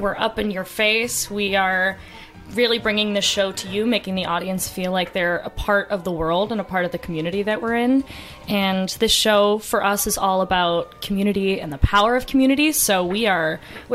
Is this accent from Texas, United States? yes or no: no; Boston, Massachusetts, United States; also born or lived in New York City; now in Lynchburg, United States; I'm originally from Boston